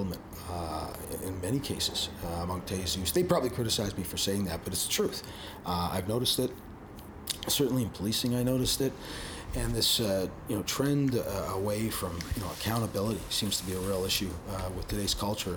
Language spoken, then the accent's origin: English; Canada; as a Canadian